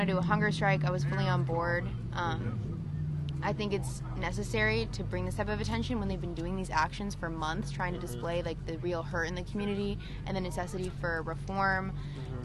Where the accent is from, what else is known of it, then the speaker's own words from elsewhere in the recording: Concord, California, United States; now in Martinez, United States; I live out in Martinez right now. I grew up in Concord